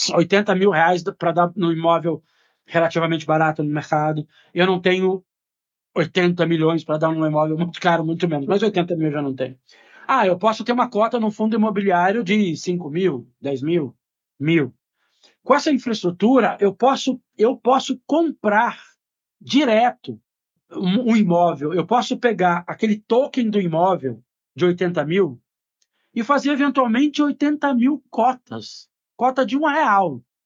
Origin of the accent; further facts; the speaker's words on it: Brazil; como brasileiro